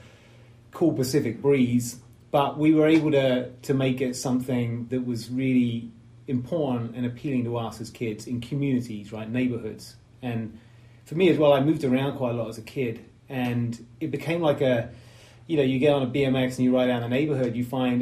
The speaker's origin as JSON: {"language": "English", "town": "Southampton", "region": "South East England", "country": "United Kingdom", "tie": "born or raised there", "said": "I grew up in Southampton in England"}